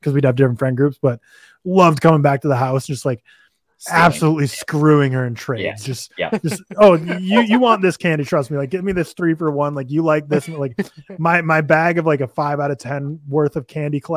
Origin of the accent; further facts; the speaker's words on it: Minnesota, United States; growing up in Minnesota